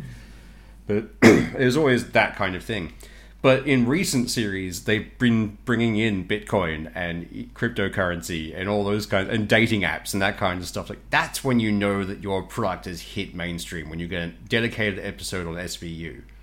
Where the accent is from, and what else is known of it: Australia